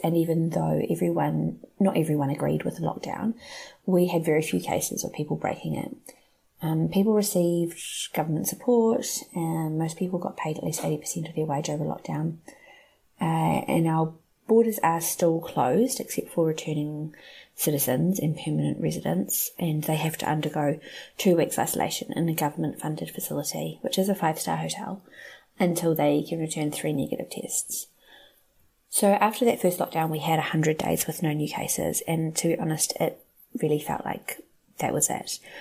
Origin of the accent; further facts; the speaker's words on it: New Zealand; I'm from Aotearoa, New Zealand, and my husband and I both work in education in Auckland